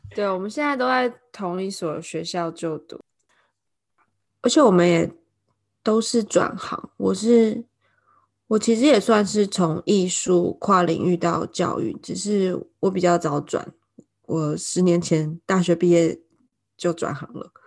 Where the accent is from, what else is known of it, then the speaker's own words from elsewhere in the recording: Taiwan; moved away as an adult; now in London, United Kingdom; 我是台湾人， 我现在住在伦敦。以前在台湾的时候教小朋友画画，但现在是一个中文保姆，有时候也做私人家教